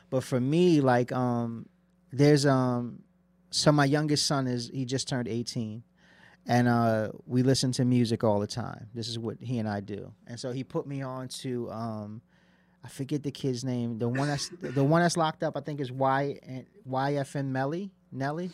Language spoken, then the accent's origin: English; Passaic, New Jersey, United States; where I'm from, I'm from Passaic, New Jersey.